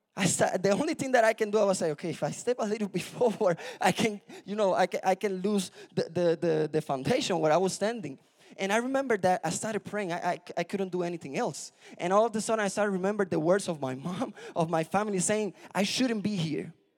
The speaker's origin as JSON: {"language": "English", "country": "Puerto Rico", "moved": "yes", "said": "I'm from Puerto Rico"}